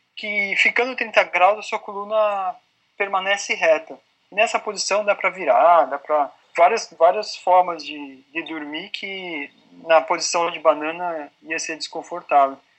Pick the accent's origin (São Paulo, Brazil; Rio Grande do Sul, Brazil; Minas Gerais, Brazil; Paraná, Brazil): São Paulo, Brazil; Não, eu sou paulista